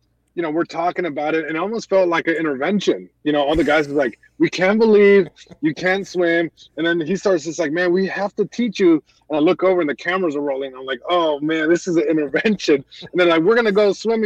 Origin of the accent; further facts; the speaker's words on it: Long Beach, California, United States; I'm born and raised in Long Beach, California